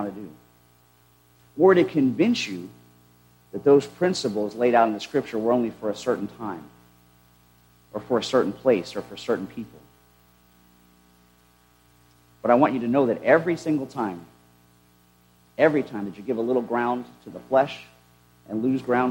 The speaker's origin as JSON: {"language": "English", "country": "United States", "said": "as Christians having been born and raised in the United States"}